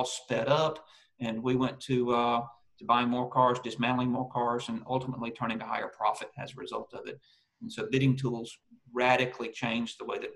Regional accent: United States; moved away as an adult; now in Australia; retired multi-site yard owner from the US, now living in Australia

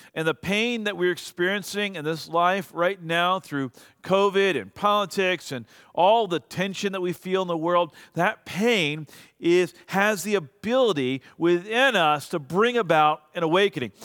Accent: United States; I'm an American.

